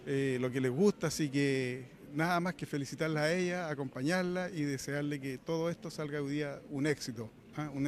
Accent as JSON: {"language": "Spanish", "country": "Chile", "said": "Como buen chileno tenemos que llevarla en el alma."}